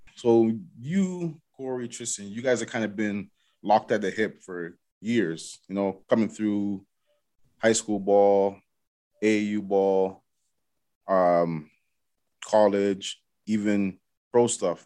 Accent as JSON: {"language": "English", "town": "Toronto", "region": "Ontario", "country": "Canada", "tie": "born or raised there", "said": "I grew up in Galloway, so in Scarborough"}